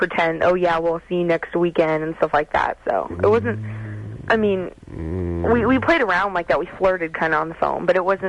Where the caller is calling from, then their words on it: Culver City, California, United States; Culver City.